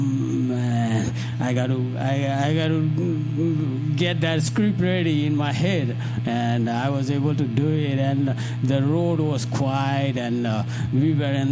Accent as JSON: {"language": "English", "country": "India", "second_language": "English", "moved": "yes", "lives_now": "United States", "said": "I'm from India"}